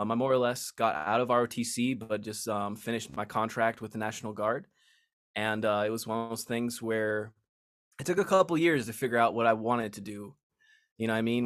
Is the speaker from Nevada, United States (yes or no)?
yes; Las Vegas, Nevada, United States; I was born and raised in Las Vegas